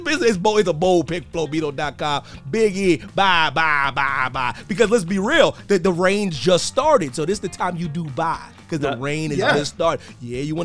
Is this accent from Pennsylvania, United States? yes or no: yes; Pennsylvania, United States; moved away; I'm from Pennsylvania, man. We got pony rides and petting zoos.